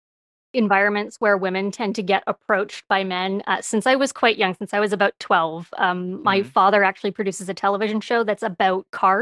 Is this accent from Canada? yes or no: yes; Canada; now in Toronto, Canada; Yeah, I am native Canadian. But people do comment on my accent quite a bit.